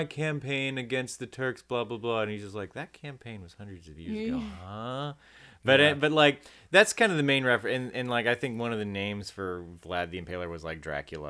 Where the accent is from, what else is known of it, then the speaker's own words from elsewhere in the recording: United States; also born or lived in Birmingham, Alabama; I'm so American.